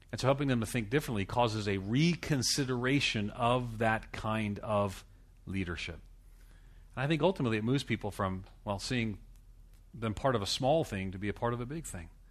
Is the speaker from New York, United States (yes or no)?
yes; Long Island, New York, United States; moved away; I come from, I'm from Long Island, New York City